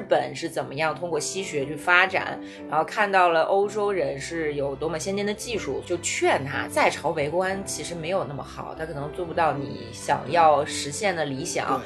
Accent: China; 我们作为中国人

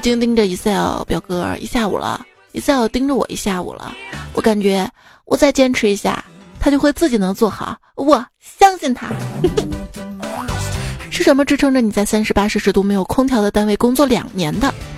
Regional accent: Xi'an, Shaanxi, China; 我们西安那儿，就是东大村二街

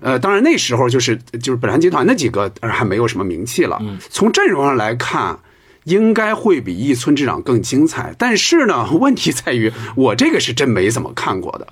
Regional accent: Hebei, China; 我们老家河北

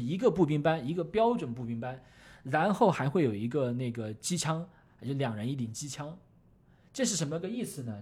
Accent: China; 我们中国人

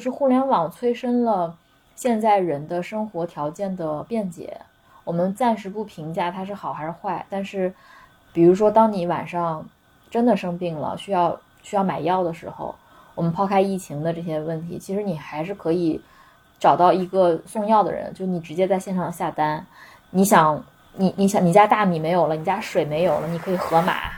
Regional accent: Nanjing, Jiangsu, China; 我是南京姑娘嘛

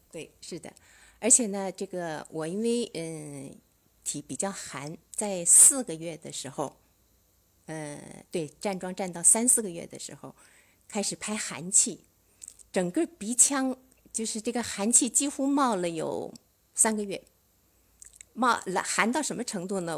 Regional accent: Suzhou, Jiangsu, China; 我是苏州的

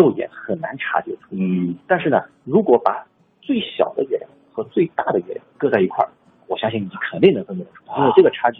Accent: China; 其实呢，他的那种称呼呢，其实我们中国人对这个还并不陌生，因为我们对朔望月这个周期是非常熟悉。

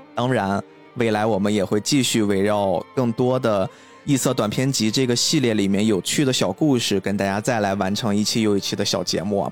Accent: China; 我们中国人

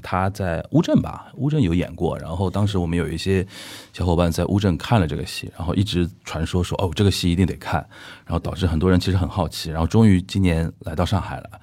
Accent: Anhui, China; now in Beijing, China; 我安徽人

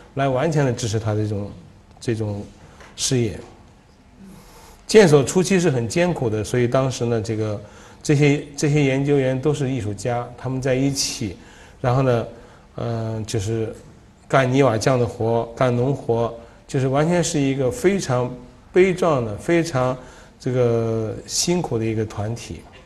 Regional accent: Dunhuang, Gansu, China; moved away; also born or lived in Japan; 然后这是我父亲的一个，就是他，他生活了几十年的一个家，这是一个皇亲寺的一个，呃，喇嘛住的房子。所以说我在那里出生，就是，呃，在寺院里出生的

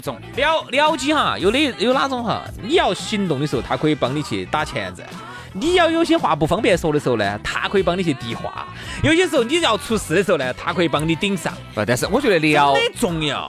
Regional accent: Sichuan, China; accent: Sichuanese; 我们四川话

